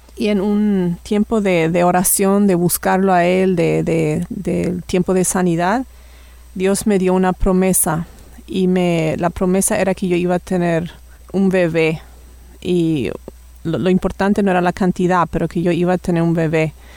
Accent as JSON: {"language": "Spanish", "country": "Paraguay", "moved": "as an adult", "lives_now": "Canada", "said": "hace casi cuatro años que vivimos por Canadá y originalmente soy de Paraguay también"}